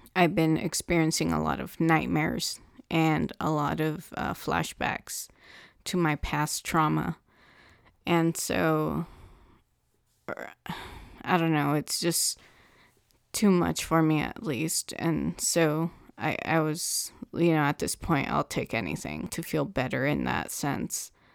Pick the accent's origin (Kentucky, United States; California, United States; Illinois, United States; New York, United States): California, United States; Southern; I'm from Southern California